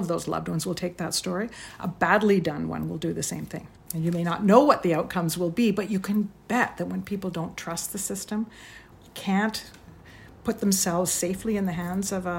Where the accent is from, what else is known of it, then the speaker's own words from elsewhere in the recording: Toronto, Ontario, Canada; I grew up in Toronto in the 60s